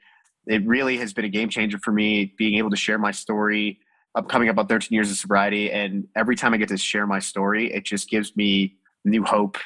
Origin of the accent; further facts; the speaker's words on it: Buffalo, New York, United States; I was born and raised in Buffalo, New York, and both of my parents were from India